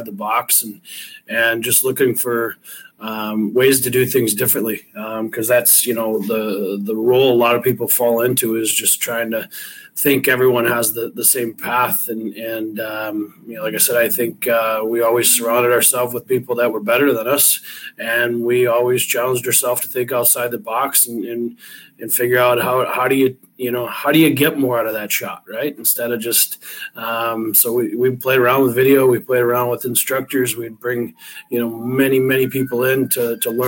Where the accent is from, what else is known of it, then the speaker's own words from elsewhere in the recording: River Rouge, Michigan, United States; I grew up in River Rouge